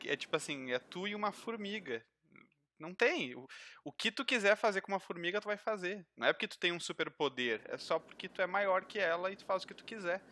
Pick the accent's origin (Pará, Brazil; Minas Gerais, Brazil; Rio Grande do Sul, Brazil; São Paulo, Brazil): Rio Grande do Sul, Brazil; Gravataí; sou aqui do Sul, né? Rio Grande do Sul, Gravataí